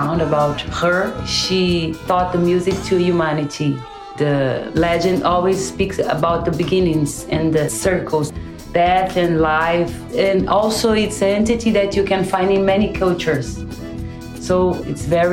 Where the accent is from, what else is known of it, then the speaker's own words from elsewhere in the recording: Belo Horizonte, Minas Gerais, Brazil; English is a second language; moved away as an adult; now in Spain; I am from Belo Horizonte, but I'm living in Spain since 2008